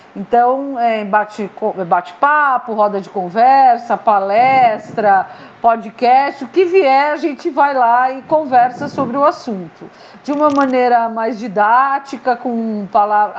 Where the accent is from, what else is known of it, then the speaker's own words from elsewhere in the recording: São Paulo, Brazil; moved away as an adult; also born or lived in Marília; now in Chapada dos Guimarães, Brazil; eu sou paulistana, mas uhum. eu saí de São Paulo para fazer faculdade no interior, em Marília